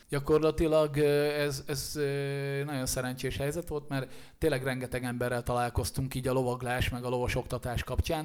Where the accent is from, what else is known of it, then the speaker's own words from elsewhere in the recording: Szirák, Nógrád, Hungary; moved away as an adult; now in Budapest, Hungary; kilométerre lévő kisfaluban nőttem én föl, aminek Sziráka neve, és Észak-Magyarországon található Nógrád megyében